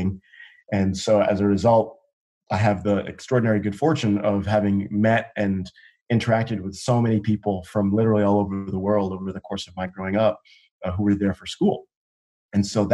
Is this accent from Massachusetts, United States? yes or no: yes; Andover, Massachusetts, United States; also born or lived in South Africa / New York City; I was born in South Africa in the 80s. I came to the United States as a refugee with my parents, coming out of apartheid. We landed in New York City. And after a series of early twists and turns, managed our way to the beautiful, idyllic campus of Phillips Academy in Andover, Massachusetts, where my parents were high school teachers